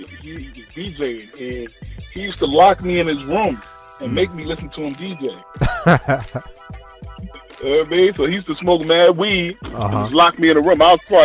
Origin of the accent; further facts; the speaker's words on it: New York City, New York, United States; also born or lived in Long Island; I'm originally from the Bronx.